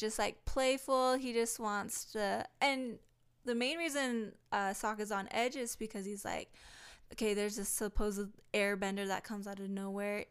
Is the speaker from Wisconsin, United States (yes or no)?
no; Hawaii, United States; I'm Hawaiian